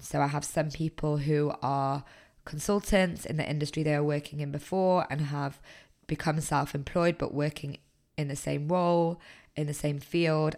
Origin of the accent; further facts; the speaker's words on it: Manchester, North West England, United Kingdom; moved away as an adult; I'm originally from Manchester